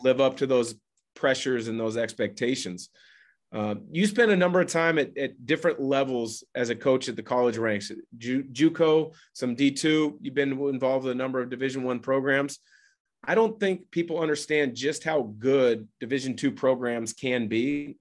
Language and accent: English; Portland, Oregon, United States; I grew up in the Portland area